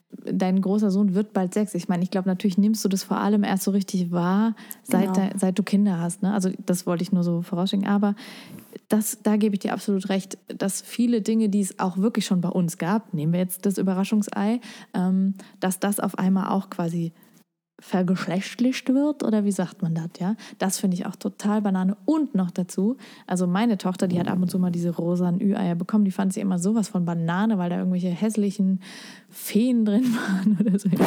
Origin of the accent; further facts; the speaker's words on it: Lower Saxony, Germany; ich komm zwar aus Niedersachsen